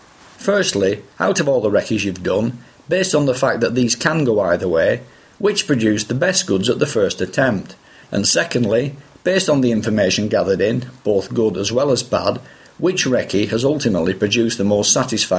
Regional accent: United Kingdom; As a Brit, there's something extra special about catching big cod.

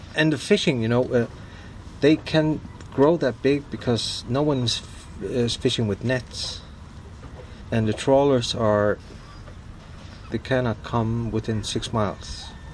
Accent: Vestmanna, Faroe Islands; also born or lived in Denmark; I was born and raised in Vestmanna, small village uh, that holds about 1,200 people.

